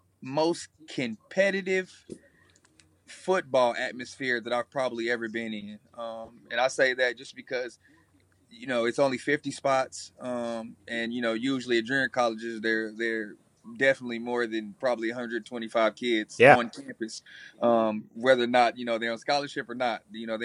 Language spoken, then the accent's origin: English; Nebraska, United States; You know, I grew up in Nebraska. You know, in the Nebraska realm, you know, we wore Nebraska colors.